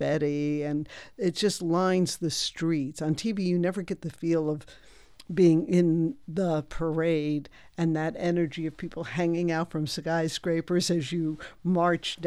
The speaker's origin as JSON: {"language": "English", "region": "New Jersey", "country": "United States", "tie": "born or raised there", "said": "growing up in New Jersey"}